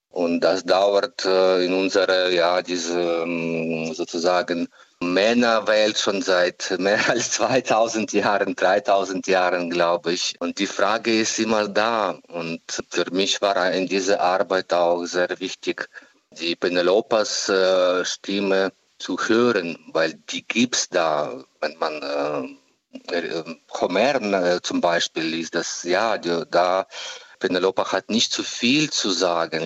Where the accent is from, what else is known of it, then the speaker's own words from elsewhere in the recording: Ukraine; German is a second language; moved away as an adult; also born or lived in Kyiv; aus meiner Heimat